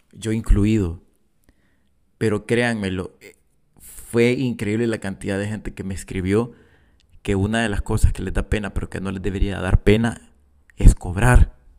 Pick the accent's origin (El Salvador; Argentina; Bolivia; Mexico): El Salvador; accent: Salvadoran; soy salvadoreño y, voy a seguir hablando como, como salvadoreño.